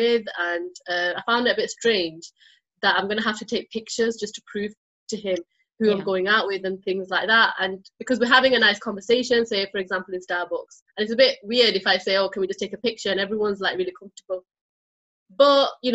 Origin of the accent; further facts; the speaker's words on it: United Kingdom; I'm British Bangladeshi.